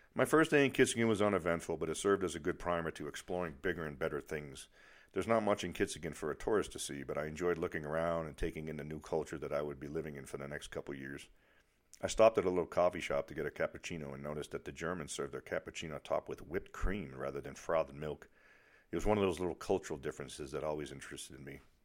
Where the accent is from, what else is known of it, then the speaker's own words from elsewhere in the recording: near Boston, Massachusetts, United States; accent: Boston; moved away as an adult; I was from near Boston